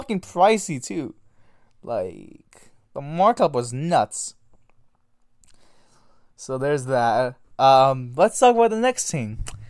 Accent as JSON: {"language": "English", "country": "Canada", "said": "We're Canadian. Half of all of us are Canadian, bro."}